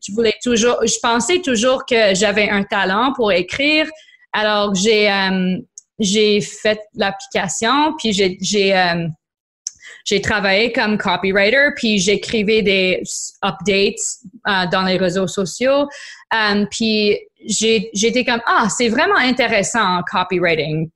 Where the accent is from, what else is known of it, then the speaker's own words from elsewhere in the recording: Niagara, Ontario, Canada; French is a second language; also born or lived in Quebec; now in Ontario, Canada; je suis grandie en Niagara